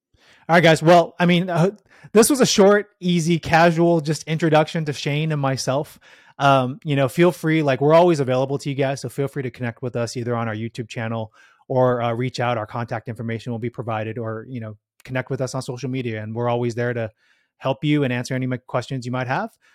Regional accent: San Jose, California, United States; I grew up in the Bay Area, spent most of my life here in the Bay in San Jose

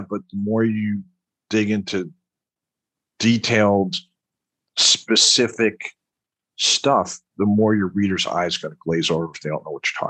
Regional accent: New York, United States; Well, when I joined the military, I used to talk like this, all right, because I'm originally from Long Island, right?

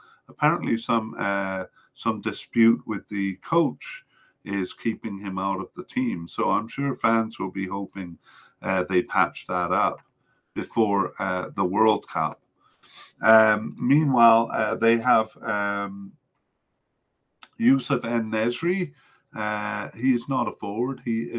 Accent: Canada; makes me shudder as a Canadian fan

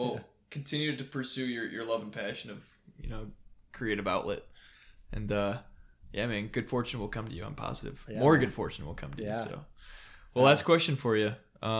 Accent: Michigan, United States; also born or lived in Kentucky; I'm from Michigan.

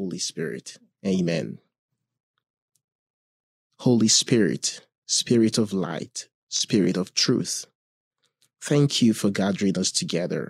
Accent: Nigeria; moved away as an adult; now in Mishawaka, United States; I am originally from Nigeria

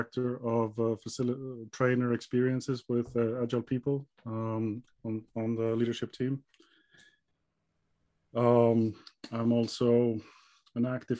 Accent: Iceland; moved away as an adult; now in Gothenburg, Sweden; I'm originally from Iceland. Yep. So born and raised there

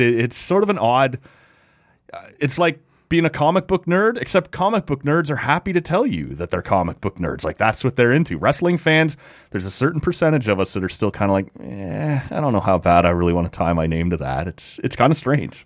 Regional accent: Oshawa, Ontario, Canada; also born or lived in Bobcaygeon; I grew up in Oshawa and we moved up, like I said, to, to Bob Cage and area

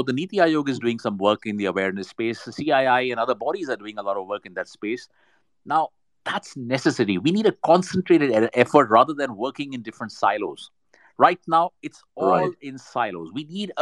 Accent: India; We've got the brains right here in India. I'm Indian

